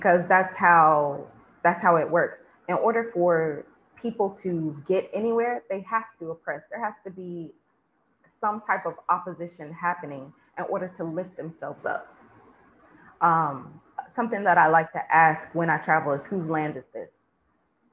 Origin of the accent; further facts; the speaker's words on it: United States; moved away; I'm American first